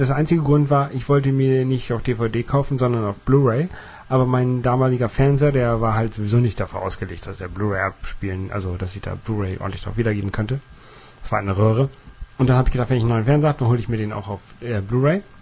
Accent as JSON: {"language": "German", "country": "Netherlands", "said": "Ich liebe Goal, ich bin Holländer."}